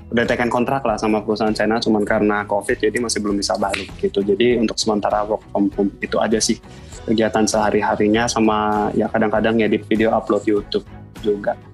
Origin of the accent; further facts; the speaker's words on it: Medan, North Sumatra, Indonesia; saya kan asal Medan ya. Jadi saya S1-nya itu di Universitas Sumatera Utara.